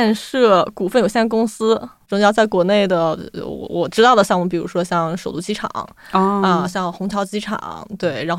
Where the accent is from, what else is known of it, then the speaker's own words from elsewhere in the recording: Yinchuan, Ningxia, China; 因为我的家乡是在西北的一个城市，叫银川，嗯，它是在宁夏回族自治区。然后从小其实身边的穆斯林朋友会比较多